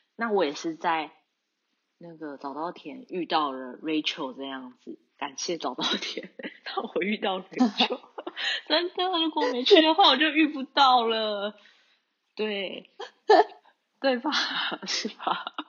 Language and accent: Chinese; New Taipei, Taiwan; moved away as an adult; now in Tokyo, Japan; 我是来自台湾的台北，不过准确来说应该是新北市，台北的隔壁的